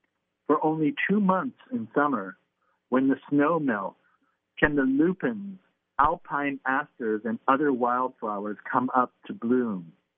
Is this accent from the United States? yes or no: yes; Seattle, Washington, United States; moved away; also born or lived in London; I grew up in the Seattle music scene